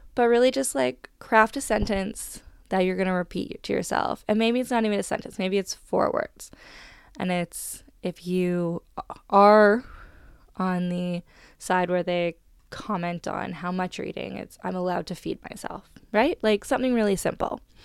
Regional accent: Canada

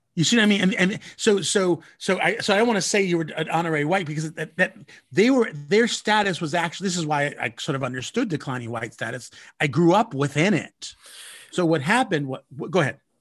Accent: Southern California, United States; I grew up in Southern California

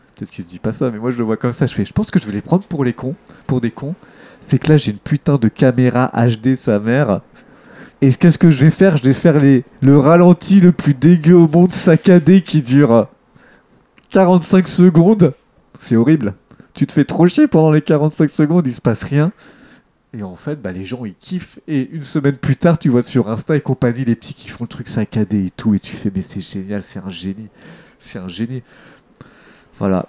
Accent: Deuil-la-Barre, Île-de-France, France; quand j'étais jeune dans le Val d'Oise, à Deuil la Barre

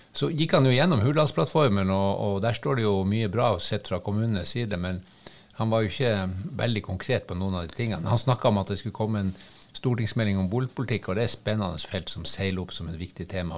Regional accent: Harstad, Troms, Norway; jeg er jo fra Harstad

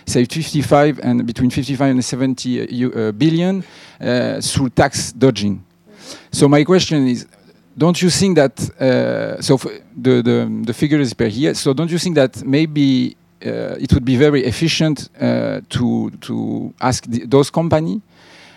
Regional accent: Haiti; I come from Haiti

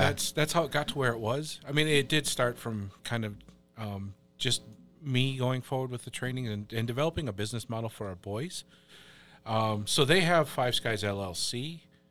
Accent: Wisconsin Rapids, Wisconsin, United States; also born or lived in Black River Falls; And we're from Black River Falls, but I grew up a little bit east of there in Wisconsin Rapids.

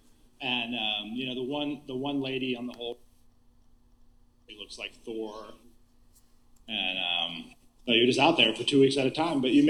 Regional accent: Junction, Texas, United States; also born or lived in Bandera, Texas; I moved from Junction, Texas, which is a podunk little town in the middle of nowhere

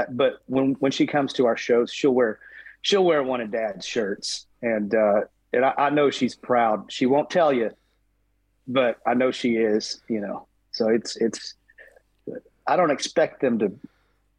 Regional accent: Texas, United States; born and raised in Texas

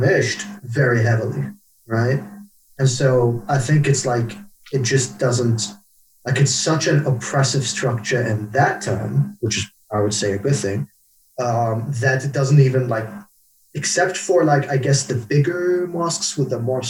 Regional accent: Baghdad, Baghdad Governorate, Iraq; moved away; I was born in Baghdad in Iraq

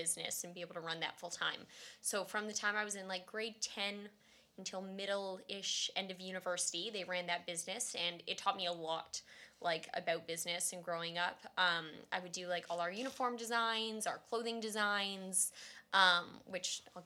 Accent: Barrie, Ontario, Canada; I was raised in Barrie, Ontario, by my two parents with my brother

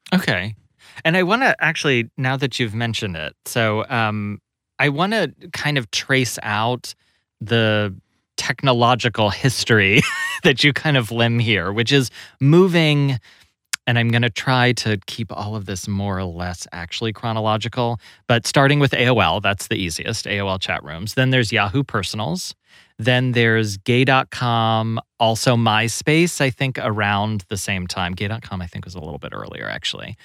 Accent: Kentucky, United States; I grew up in Kentucky

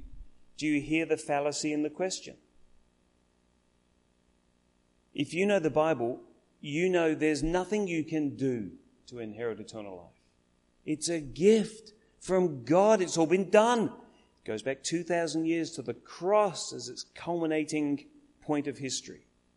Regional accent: Adelaide, South Australia, Australia; now in Melbourne, Australia; had been there, and we came back to Adelaide. We live in Melbourne now. We've lived everywhere. We're kind of from Adelaide.

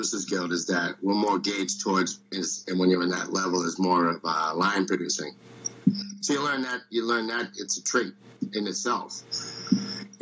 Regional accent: Boston, Massachusetts, United States; I am from Boston.

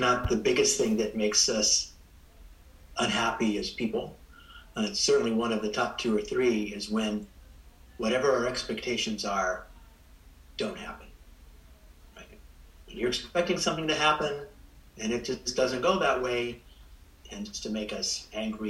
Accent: Spreckels, California, United States; I grew up in Spreckles

